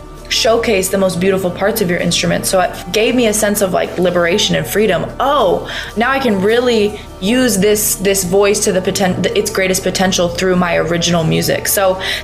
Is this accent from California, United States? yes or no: no; Seattle, Washington, United States; moved away as an adult; now in Los Angeles, United States; growing up in Seattle in the kind of interesting way that I did